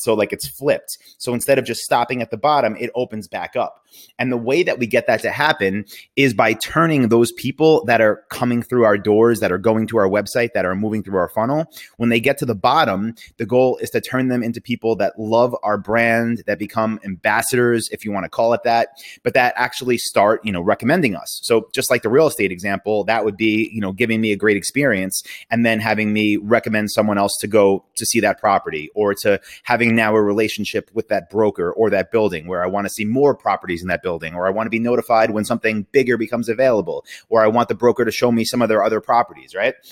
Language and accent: English; New York City, New York, United States; now in Austin, United States; I'm from New York